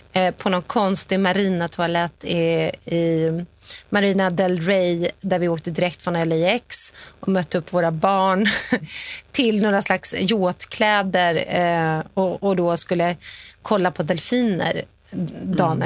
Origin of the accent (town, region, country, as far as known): Sweden; also born or lived in New York; now in Los Angeles, United States